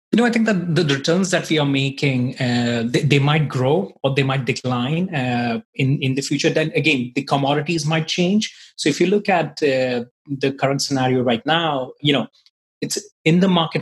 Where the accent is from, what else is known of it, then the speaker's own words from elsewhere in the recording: India; moved away as an adult; now in Ireland; I'm from basically from India, but I've been living in Ireland for the last nine years